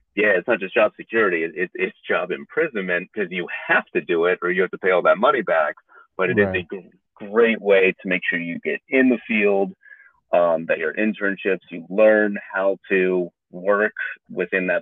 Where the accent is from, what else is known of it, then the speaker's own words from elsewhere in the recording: United States; also born or lived in New York; I transferred back to my home state